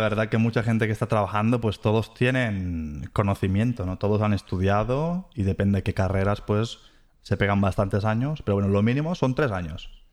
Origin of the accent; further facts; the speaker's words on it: Ciutadella, Balearic Islands, Spain; moved away as an adult; also born or lived in Mahón, Menorca; now in Germany; es una persona que nació en las Islas Baleares, para ser exacto, pues eh, en Menorca, nací en Mahón y me crié pues en Ciudadela